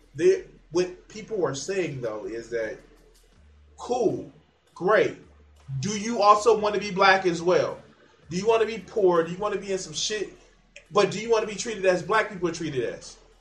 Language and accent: English; United States; I'm not the same American as somebody who lives in Arkansas.